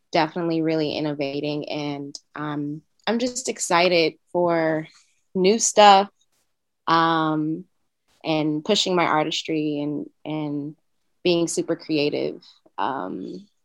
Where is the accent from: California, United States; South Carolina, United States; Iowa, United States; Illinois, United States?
California, United States; Oakland; moved away as an adult; now in Brooklyn, United States; I'm originally from Oakland, California. Um, I've been living in Brooklyn for about nine months now. So um, I made that move during the pandemic.